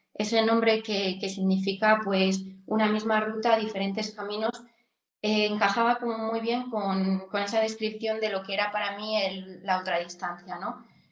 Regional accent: Coscurita, Castile and León, Spain; soy de Soria, tengo treinta y tres años y bueno, mi infancia la, la pasé en Coscurita, que es un pueblo muy pequeñito de, de aquí de Soria.

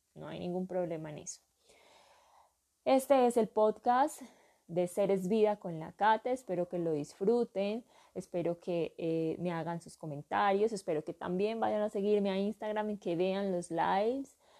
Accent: Urabá, Antioquia, Colombia; now in southwest Antioquia, Colombia; soy natural, nací en, para mí, el paraíso del mundo, eh, la tierra del sol, Urabá

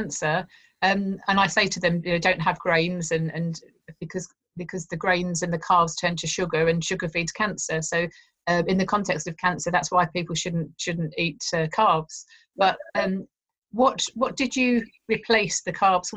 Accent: Chingford, London, United Kingdom; I was brought up in Chingford, so not a million miles away

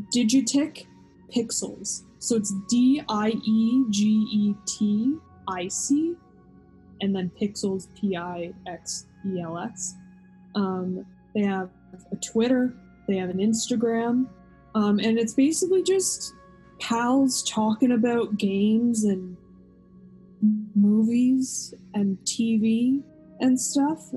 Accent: Kingston, Ontario, Canada; where I'm from Kingston is close enough to the US border

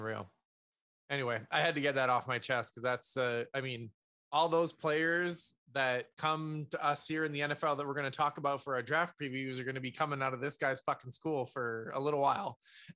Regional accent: Canada; being Canadian.

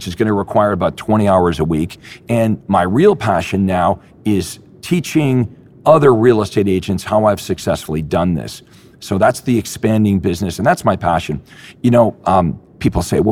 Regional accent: Toronto, Ontario, Canada; my hometown in Toronto

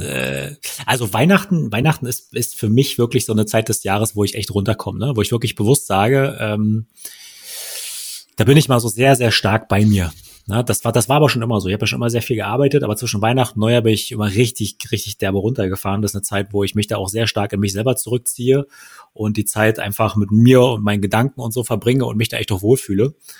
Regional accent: Wittstock, Brandenburg, Germany; moved away; Wittstock, da wo ich herkomme

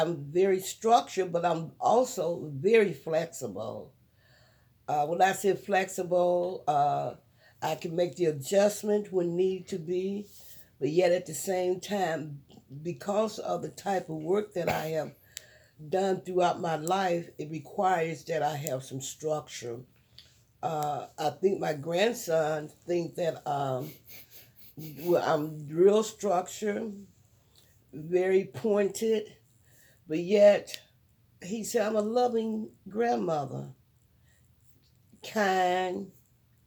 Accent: Cleveland, Ohio, United States; I'm from Cleveland, Ohio, best location in the nation

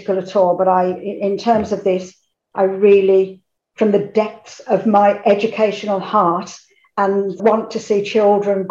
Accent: Birmingham, West Midlands, United Kingdom; I am from Birmingham, so if the accent

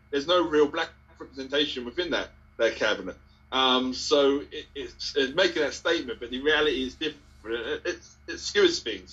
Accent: Ipswich, East of England, United Kingdom; I'm from Ipswich

